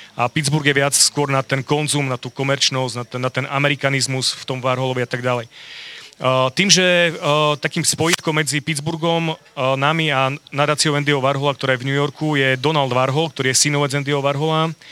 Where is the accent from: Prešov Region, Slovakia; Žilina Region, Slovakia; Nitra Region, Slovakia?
Prešov Region, Slovakia; Bardejov; now in Košice, Slovakia; som rodák z Bardejova